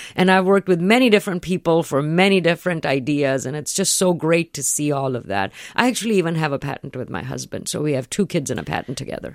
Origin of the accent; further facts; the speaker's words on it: India; moved away; I grew up in India